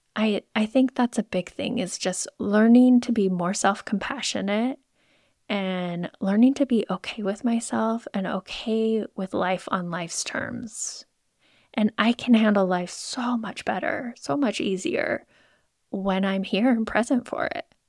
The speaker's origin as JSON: {"language": "English", "town": "Moscow", "region": "Idaho", "country": "United States", "tie": "born or raised there", "said": "I grew up in Moscow, Idaho"}